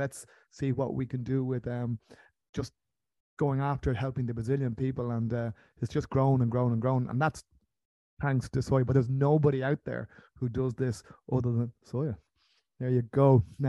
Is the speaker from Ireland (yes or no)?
yes; Ireland; We here in Ireland don't do that.